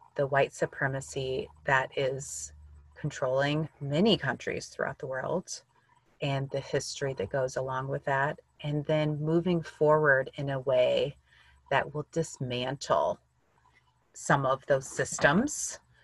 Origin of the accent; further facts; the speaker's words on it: Illinois, United States; I grew up in Illinois, in the US